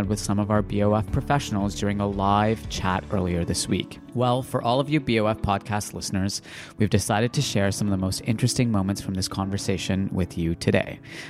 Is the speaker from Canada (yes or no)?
yes; Canada; I grew up watching on TV while I was growing up in Canada.